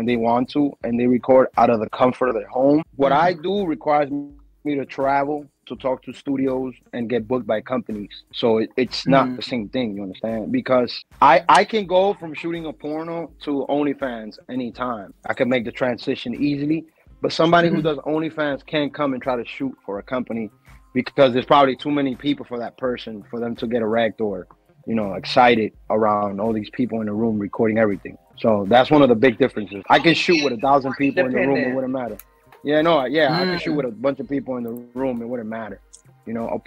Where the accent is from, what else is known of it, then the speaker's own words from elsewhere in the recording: Dominican Republic; now in New York, United States; I'm Dominican from Dominican Republic.